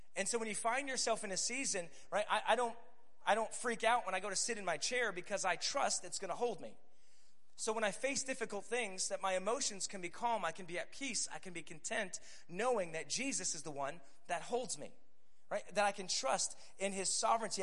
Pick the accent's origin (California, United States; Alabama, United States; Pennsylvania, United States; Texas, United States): Pennsylvania, United States; Scranton; moved away as an adult; now in Tulsa, United States; I live in Tulsa, Oklahoma, but I'm originally from Scranton, Pennsylvania.